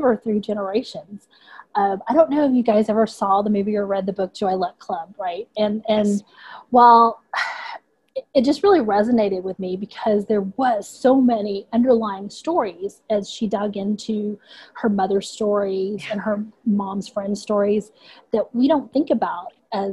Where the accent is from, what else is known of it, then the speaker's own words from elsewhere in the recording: Houston, Texas, United States; accent: Texas; also born or lived in Vietnam; I grew up in Houston. I've been here since I was 4.